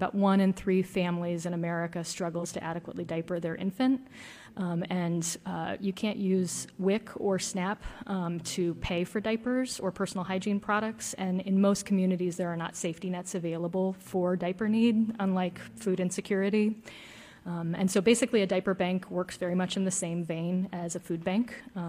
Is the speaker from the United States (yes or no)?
yes; the South, United States; Yeah, and I'm from the South, and so that's, I'm definitely very familiar with the statue controversy.